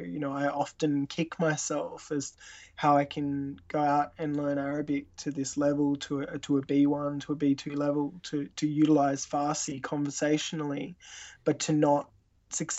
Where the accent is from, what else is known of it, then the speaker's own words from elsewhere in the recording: Tasmania, Australia; Growing up in Australia